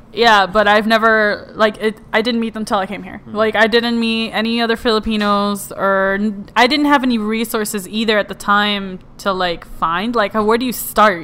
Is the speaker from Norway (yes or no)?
no; Puerto Rico; moved away; I was raised in Puerto Rico